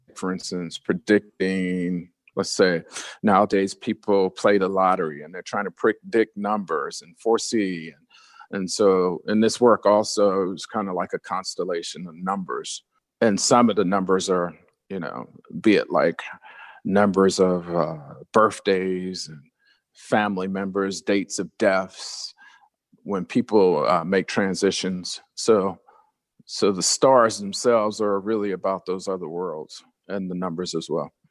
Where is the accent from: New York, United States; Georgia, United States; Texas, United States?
Georgia, United States; Atlanta; also born or lived in New Jersey; growing up in a city like Atlanta